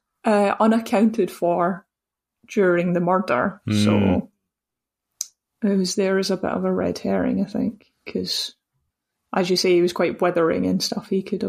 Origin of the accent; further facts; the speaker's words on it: Scotland, United Kingdom; Is that just because I'm Scottish?